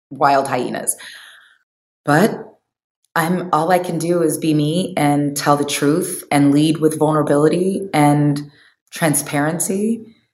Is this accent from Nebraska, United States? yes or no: yes; Omaha, Nebraska, United States; moved away; also born or lived in Bay Area; when we moved from Omaha, Nebraska uh, to the Bay Area, my mom was like, Yes, I've always raised you girls to have a world perspective and not a town perspective.